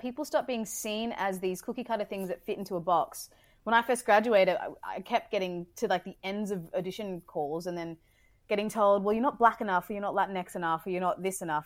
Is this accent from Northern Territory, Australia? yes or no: no; Brisbane, Queensland, Australia; moved away; I'm from Brizzy